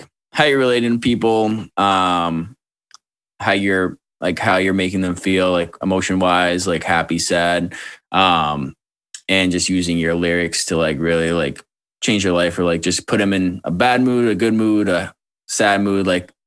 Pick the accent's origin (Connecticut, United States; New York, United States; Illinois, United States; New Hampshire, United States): New Hampshire, United States; Wilton; moved away as an adult; also born or lived in Manchester, New Hampshire; now in Georgia, United States; I'm from right near Manchester. I mean, I'm from Wilton